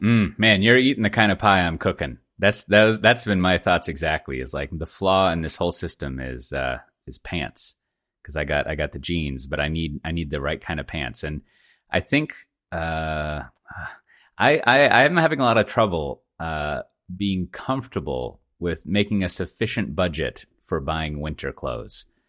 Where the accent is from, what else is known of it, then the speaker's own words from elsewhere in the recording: Texas, United States; now in Amsterdam, Netherlands; I'm from Texas